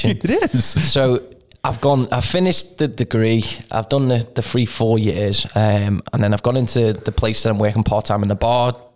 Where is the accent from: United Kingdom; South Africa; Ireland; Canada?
Canada; I mean, I'm from Canada.